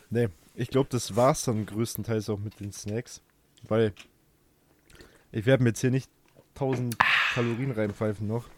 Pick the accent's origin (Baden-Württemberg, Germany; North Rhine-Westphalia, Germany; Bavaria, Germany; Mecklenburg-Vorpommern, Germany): Bavaria, Germany; bei uns in Bayern